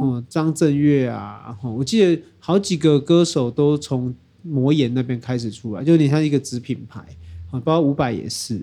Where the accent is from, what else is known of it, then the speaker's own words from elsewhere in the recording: Taiwan; 我们台湾人的前辈